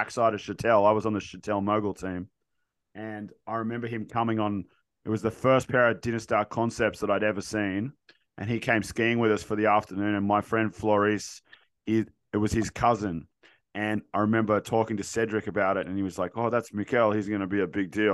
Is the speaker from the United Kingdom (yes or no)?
no; Canada; now in Australia; I grew up in Canada